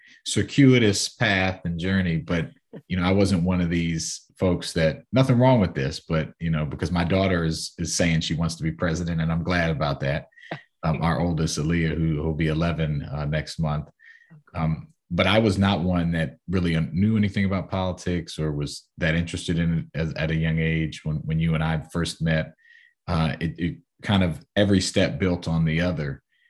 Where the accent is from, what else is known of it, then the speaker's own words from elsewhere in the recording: Silver Spring, Maryland, United States; You know, growing up in the Silver Spring area, obviously, you know exactly where my mom worked and my stepdad worked.